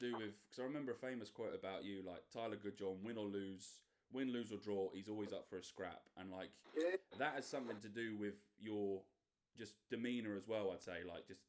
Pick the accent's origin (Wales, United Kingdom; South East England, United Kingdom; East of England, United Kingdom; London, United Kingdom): East of England, United Kingdom; the Fens; We're from the Fens